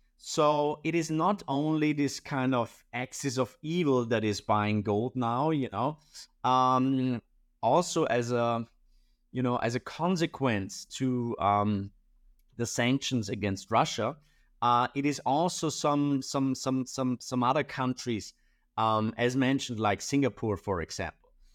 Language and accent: English; Austria; I'm from Austria